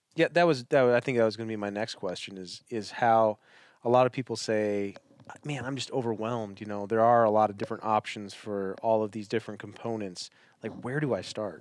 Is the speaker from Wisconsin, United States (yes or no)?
yes; Wisconsin, United States; I'm from Wisconsin